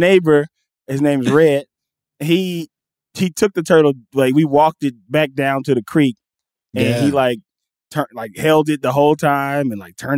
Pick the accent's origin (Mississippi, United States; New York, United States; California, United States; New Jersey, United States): Mississippi, United States; Gulf Coast of; I'm from the Gulf Coast of Mississippi. We got a lot of water down there